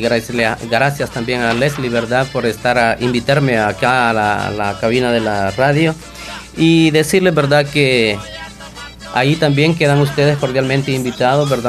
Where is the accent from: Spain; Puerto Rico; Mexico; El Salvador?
El Salvador; Pasaquina, La Unión; las fiestas patronales de nuestra comunidad del Polvo